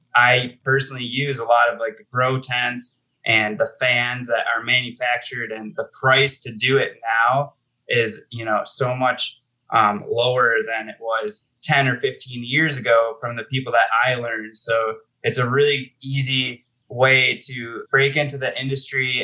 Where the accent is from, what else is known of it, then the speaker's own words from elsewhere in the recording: Buffalo, New York, United States; moved away as an adult; now in Colorado, United States; I'm originally from Buffalo, New York.